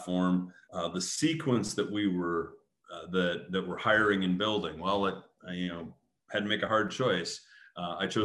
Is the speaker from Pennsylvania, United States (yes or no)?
no; Grand Rapids, Michigan, United States; Grand Rapids, Michigan, my hometown.